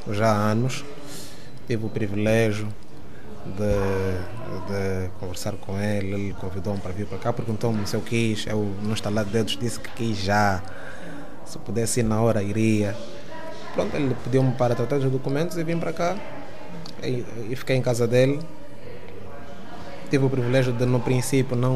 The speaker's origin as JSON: {"language": "Portuguese", "town": "Luanda", "region": "Luanda Province", "country": "Angola", "tie": "born or raised there", "moved": "as an adult", "said": "vivi, nasci, cresci em Luanda até 2014."}